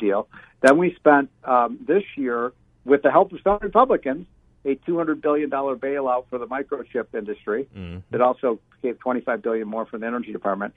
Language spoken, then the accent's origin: English; Chicago, Illinois, United States; I'm from Chicago